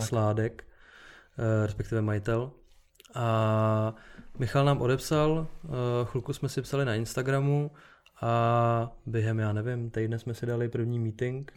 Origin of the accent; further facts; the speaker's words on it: Czechia; u nás v Čechách